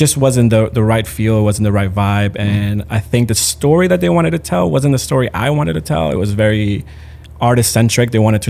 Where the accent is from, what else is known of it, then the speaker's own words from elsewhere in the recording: Managua, Nicaragua; born there; also born or lived in Puerto Rico; In Managua, Nicaragua. My parents moved to Puerto Rico. My dad's Puerto Rican, so we moved.